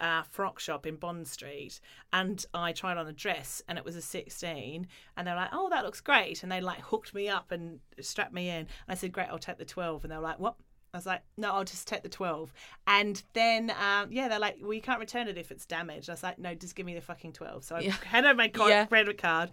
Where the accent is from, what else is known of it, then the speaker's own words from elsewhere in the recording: Australia; when I grew up in Australia